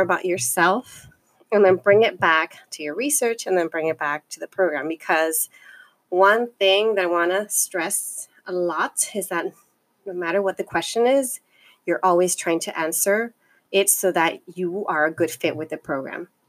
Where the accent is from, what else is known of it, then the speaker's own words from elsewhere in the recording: Los Angeles, California, United States; I come from the Northeast San Fernando Valley, and I am um, a daughter of immigrants, and I self identify as Chicana